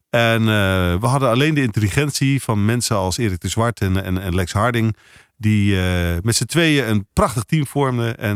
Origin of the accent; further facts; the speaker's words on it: Amsterdam, North Holland, Netherlands; accent: Amsterdam; also born or lived in Rotterdam / Bergen op Zoom / Papendrecht; now in Lisse, Netherlands; Ik ben verhuisd daarna naar Amsterdam, daar ben ik opgegroeid. Dus vandaar die Amsterdamse tongval.